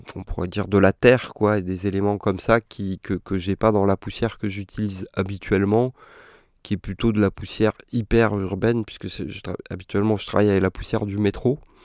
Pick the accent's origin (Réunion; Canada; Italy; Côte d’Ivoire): Réunion; moved away; j'ai grandi à La Réunion